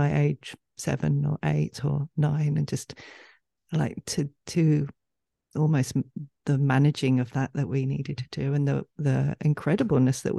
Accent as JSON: {"language": "English", "region": "England", "country": "United Kingdom", "said": "we're both from England"}